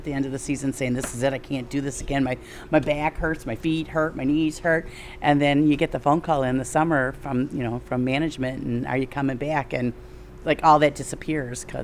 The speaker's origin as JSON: {"language": "English", "area": "suburbs of Detroit", "region": "Michigan", "country": "United States", "also_born_or_lived": "Lansing area, Michigan", "moved": "yes", "lives_now": "Hawks, United States", "said": "I am originally from the suburbs of Detroit, transplanted out to the Lansing area"}